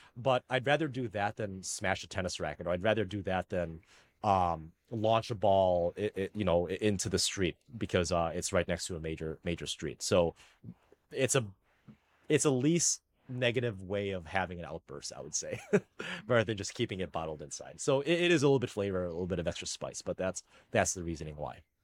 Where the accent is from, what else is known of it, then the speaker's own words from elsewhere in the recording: United States; first language Filipino; English is a second language; I'm an American